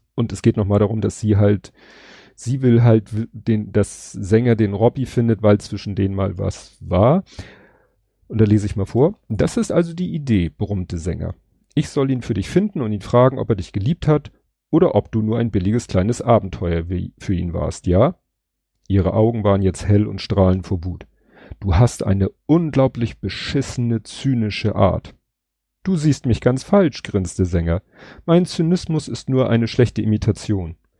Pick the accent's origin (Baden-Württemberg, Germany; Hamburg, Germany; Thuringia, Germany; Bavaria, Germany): Hamburg, Germany; als Hamburger